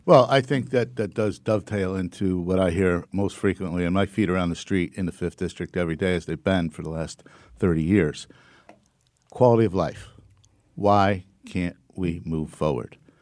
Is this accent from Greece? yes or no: no; Waterbury, Connecticut, United States; Born and raised in Waterbury.